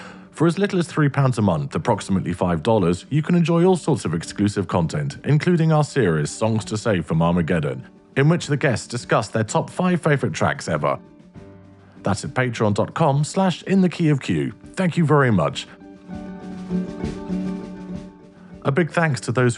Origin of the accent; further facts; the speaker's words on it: London, United Kingdom; I'm a Londoner, so I've grown up in a big city